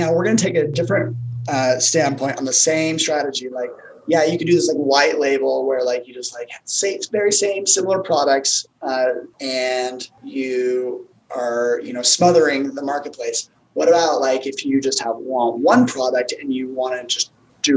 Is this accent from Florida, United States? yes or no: no; Logan, Utah, United States; my hometown, Logan